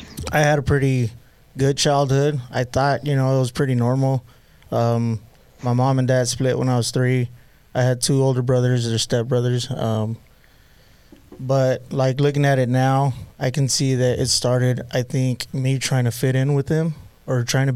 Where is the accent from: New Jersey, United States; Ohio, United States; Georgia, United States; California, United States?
California, United States; Pasadena; Yeah. Pasadena, California.